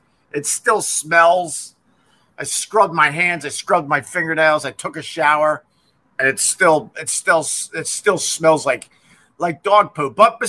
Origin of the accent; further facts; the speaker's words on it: Centerport, New York, United States; moved away as an adult; also born or lived in Geneseo / Rochester; I'm from Centerport, Long Island.